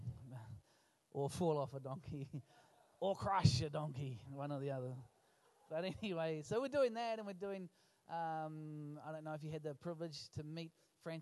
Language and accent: English; Lower Hutt, Wellington, New Zealand; now in Dunedin, New Zealand; I was born in Lower Hutt